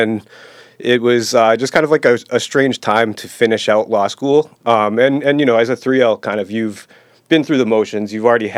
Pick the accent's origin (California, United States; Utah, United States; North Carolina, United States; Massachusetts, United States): Massachusetts, United States; Somerville; I grew up in Somerville